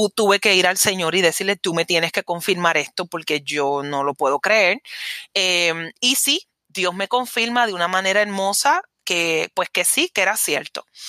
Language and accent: Spanish; Caguas, Puerto Rico; de Caguas, mi pueblo